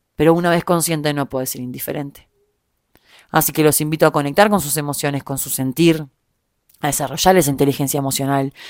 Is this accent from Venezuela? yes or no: no; Uruguay; moved away as an adult; also born or lived in Germany / Argentina; now in Mexico; soy uruguaya